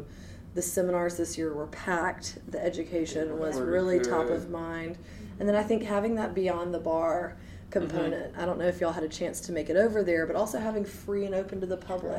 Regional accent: Alabama, United States; moved away as an adult; now in New Orleans, United States; I'm originally from Alabama, but okay. I've had some family ties here, and I attended college here pre-Katrina, lived through Katrina.

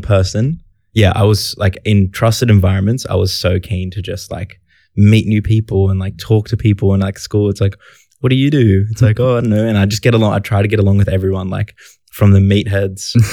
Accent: Sydney, New South Wales, Australia; I grew up in Canterbury Bankstown

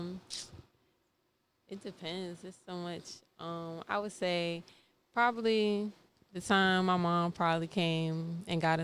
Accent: Richmond, Virginia, United States; moved away as an adult; also born or lived in New Jersey; now in Atlanta, United States; I was raised down here since I was like one

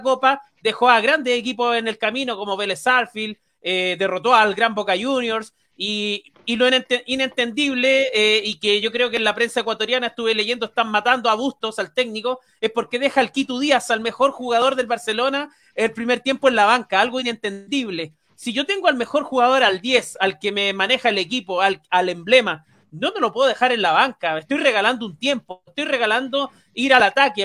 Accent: Chile

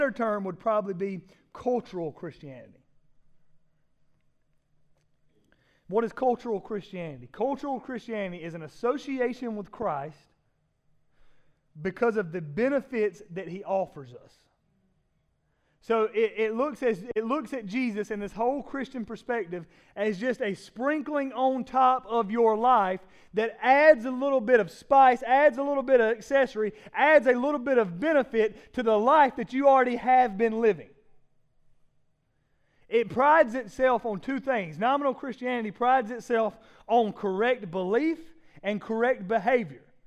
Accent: Laurens, South Carolina, United States; born or raised there; moved away

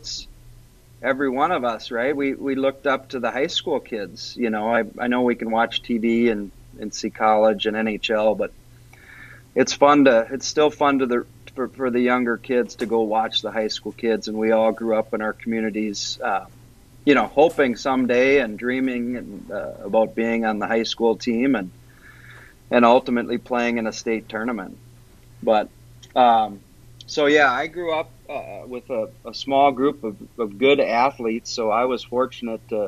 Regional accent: Warroad, Minnesota, United States; growing up in Warroad

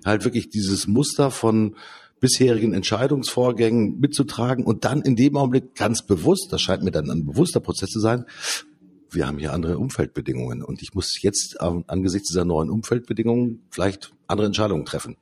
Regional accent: Lower Saxony, Germany; Bei uns in Niedersachsen

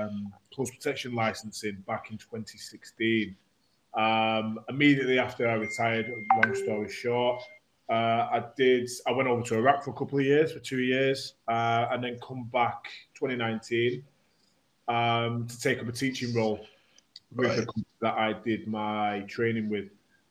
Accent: Warrington, North West England, United Kingdom; also born or lived in Sale, Trafford, Greater Manchester; So, yeah, so I was born in Trafford. I lived in Manchester, in Sale until I was about four, and then my dad was from Warrington. So, you know, we lived there since since I was four, mate.

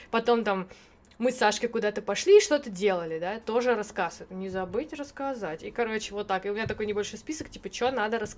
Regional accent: Ukraine; Я ж с Украины, хоть мосты посмотрю.

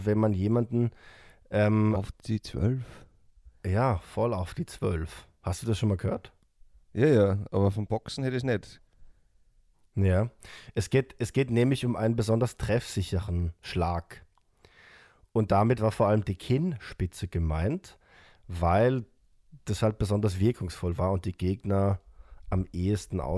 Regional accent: Austria; Das ist was, was man bei uns in Österreich, glaube ich

